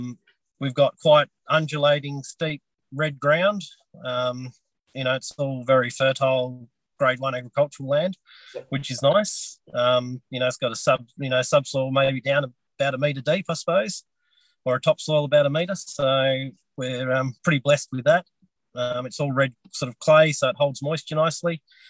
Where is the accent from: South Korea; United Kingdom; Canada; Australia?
Australia; Sisters Creek, Tasmania; born or raised there